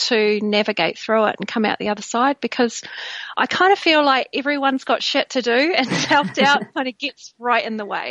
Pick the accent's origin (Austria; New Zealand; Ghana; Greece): New Zealand; now in Bristol, United Kingdom; I was born in New Zealand, but I live in Bristol, and I've lived in the UK for many, many years